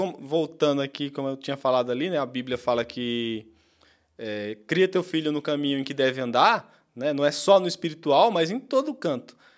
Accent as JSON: {"language": "Portuguese", "region": "Pernambuco", "country": "Brazil", "tie": "born or raised there", "said": "E eu sou pernambucano e cresci realmente nesse sistema aí que você falou. Em Pernambuco, onde eu cresci"}